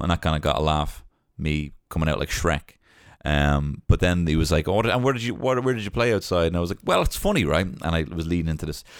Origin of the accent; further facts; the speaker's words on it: Ireland; growing up in Ireland